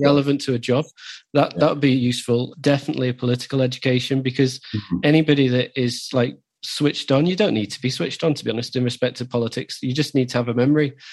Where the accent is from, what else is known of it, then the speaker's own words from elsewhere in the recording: the north of England, United Kingdom; also born or lived in London; now in Newcastle, United Kingdom; we're both from the north